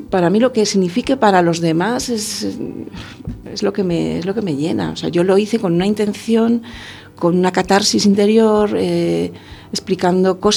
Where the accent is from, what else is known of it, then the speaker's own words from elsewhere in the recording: Madrid, Community of Madrid, Spain; now in A Coruña, Spain; Vengo de Madrid y es que no lo he echo de menos para nada ¿eh? en este